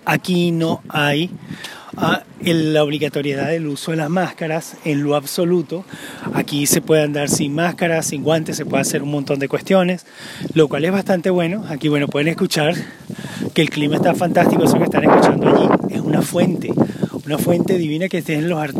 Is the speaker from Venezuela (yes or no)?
yes; Venezuela; moved away as an adult; now in Denmark